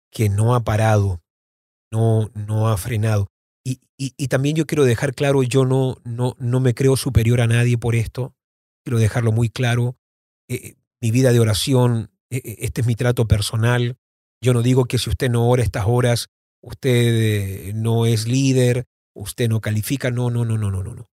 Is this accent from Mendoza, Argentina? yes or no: yes; Mendoza, Argentina; born there; Yo nací en Mendoza, Argentina en el año 76 y vuelvo a visitar Mendoza, Argentina, obviamente ya adulto.